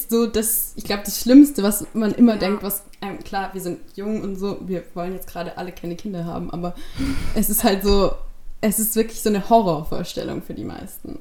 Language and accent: German; Stuttgart, Baden-Württemberg, Germany; ich komme aus Stuttgart